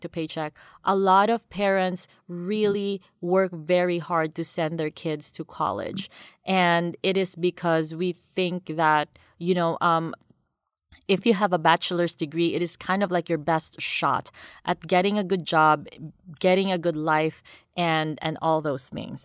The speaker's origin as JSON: {"language": "English", "town": "Davao City", "region": "Davao Region", "country": "Philippines", "tie": "born or raised there", "said": "I grew up in Davao City, Philippines, which is a, quite a big city down south, you know, southern Philippines"}